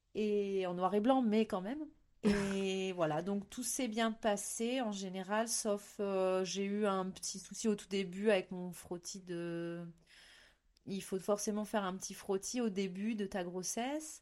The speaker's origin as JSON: {"language": "French", "area": "Beaujolais, north of Lyon", "region": "Auvergne-Rhône-Alpes", "country": "France", "also_born_or_lived": "Pyrenees", "moved": "yes", "lives_now": "Baudéan, France", "said": "je viens du Beaujolais, euh, au-dessus de Lyon"}